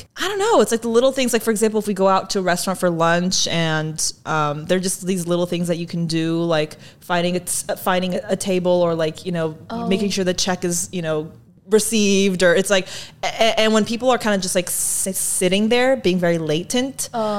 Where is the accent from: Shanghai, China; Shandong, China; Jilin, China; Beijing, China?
Shanghai, China; Yeah, and I also grew up in very big cities. I grew up in Shanghai. Most of my adolescent years, it's a very big metropolis.